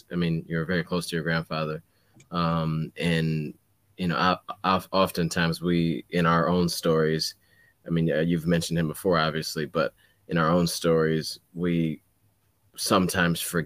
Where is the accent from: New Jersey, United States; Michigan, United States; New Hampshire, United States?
Michigan, United States; Detroit; moved away as an adult; also born or lived in Massachusetts; I came from the Detroit area